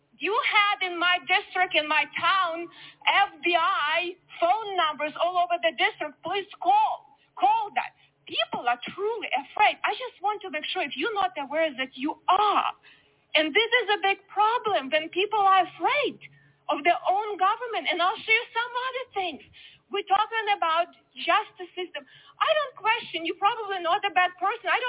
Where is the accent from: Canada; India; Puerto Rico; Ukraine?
Ukraine; born or raised there; moved away as an adult; now in United States